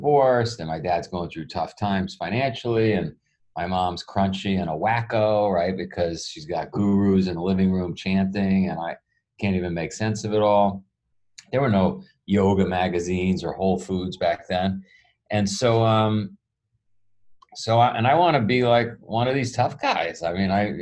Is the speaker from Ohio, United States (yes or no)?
no; New York City, New York, United States; I grew up in Queens, New York